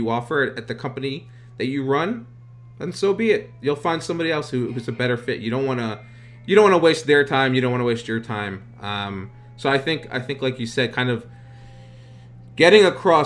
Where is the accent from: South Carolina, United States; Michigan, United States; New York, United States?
New York, United States; I was born in New York, born and raised